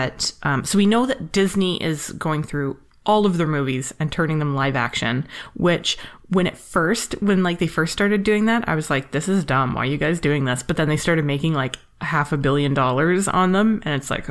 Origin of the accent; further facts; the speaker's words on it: Canada; I'm Canadian